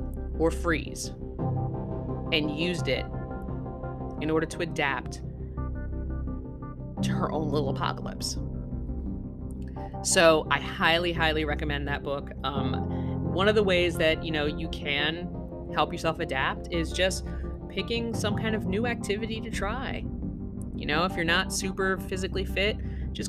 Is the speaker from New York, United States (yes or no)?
yes; New York City, New York, United States; moved away; also born or lived in the mountains; For a good portion of my life, I grew up in New York City, and then I moved to like the mountains where we kind of got snowed in a lot.